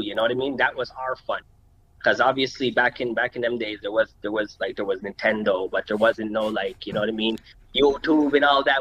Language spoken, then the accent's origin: English; Montreal, Quebec, Canada; I was born right here in Montreal. You know what I mean? Born and raised, plateau